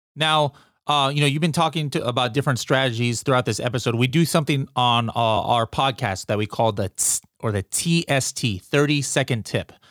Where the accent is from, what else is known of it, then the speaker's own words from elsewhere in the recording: United States; me as an American